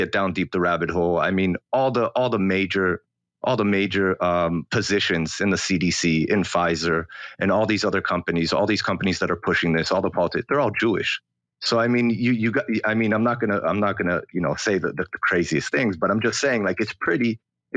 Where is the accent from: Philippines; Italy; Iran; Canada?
Canada; also born or lived in Australia; now in Israel; So I grew up in Canada, and then I moved all over the world, and I came back to Israel about 6 years ago